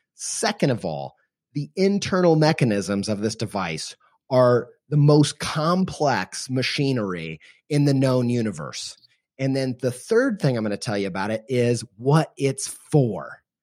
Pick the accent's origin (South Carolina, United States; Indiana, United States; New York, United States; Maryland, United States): Indiana, United States; Columbus; moved away as an adult; now in Columbus, Ohio, United States; stay in Columbus, Indiana, which is where, uh, I went to high school, and I was born in Southern Indiana